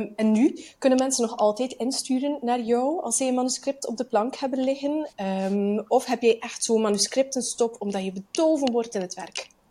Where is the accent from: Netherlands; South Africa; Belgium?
Belgium; Bruges, Flanders; als Vlaming